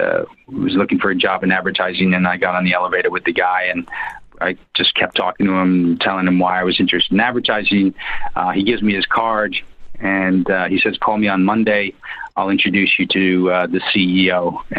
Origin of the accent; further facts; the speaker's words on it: New York, United States; moved away; When I was growing up in New York, my dad never spoke Chinese